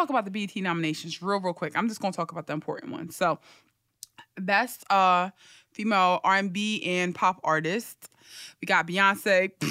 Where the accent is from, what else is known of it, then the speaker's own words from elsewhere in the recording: Philadelphia, Pennsylvania, United States; I'm from Philly.